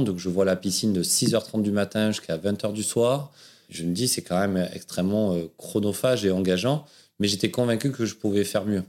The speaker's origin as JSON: {"language": "French", "town": "Aubagne", "region": "Provence-Alpes-Côte d'Azur", "country": "France", "tie": "born or raised there", "accent": "southern French accent that sings", "said": "je suis né dans le sud de la France, à Aubagne, le pays de Marcel Pagnol, d'où cet accent euh, qui chante un peu, dont je suis fier"}